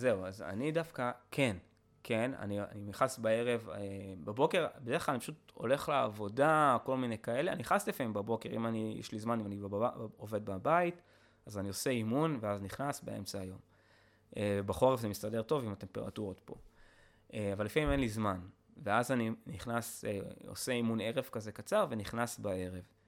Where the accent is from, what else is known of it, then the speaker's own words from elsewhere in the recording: Israel; אני פטריוט, אני ישראלי